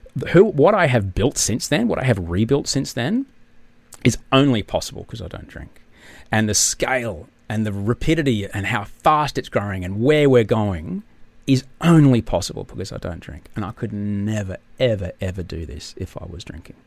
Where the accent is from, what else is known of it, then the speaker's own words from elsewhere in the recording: Brisbane, Queensland, Australia; I grew up in Brisbane